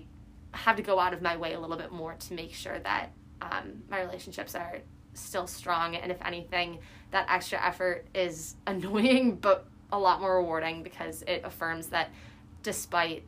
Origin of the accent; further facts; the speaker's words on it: Chicago, Illinois, United States; moved away as an adult; now in Boston, United States; I'm from the Midwest, and Chicago specifically, our winters are very brutal.